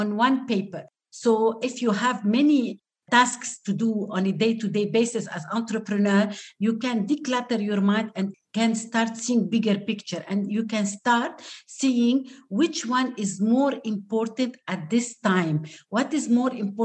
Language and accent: English; Lebanon; first language Arabic; English is a second language; I am native Arabic speaker. I'm from Lebanon.